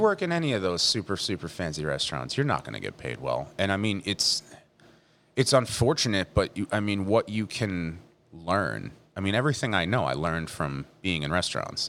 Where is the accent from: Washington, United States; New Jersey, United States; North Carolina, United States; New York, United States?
New Jersey, United States; Leonardo; also born or lived in Middletown, New Jersey / Chicago; I grew up in Leonardo